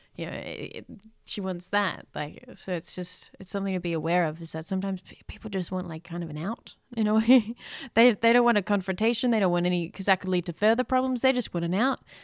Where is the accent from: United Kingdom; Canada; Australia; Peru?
Australia; we're Australian